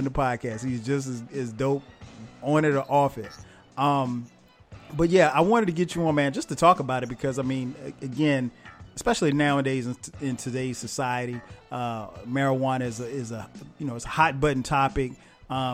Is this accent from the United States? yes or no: yes; South Carolina, United States; I'm from South Carolina.